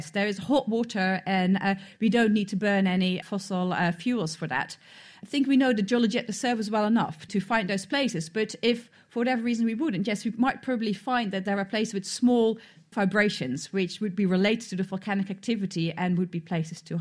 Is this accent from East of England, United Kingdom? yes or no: yes; Cambridge, East of England, United Kingdom; Hi, I'm … from Cambridge.